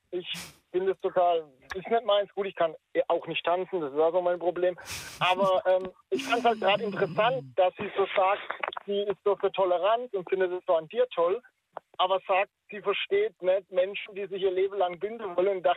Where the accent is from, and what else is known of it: Baden-Württemberg, Germany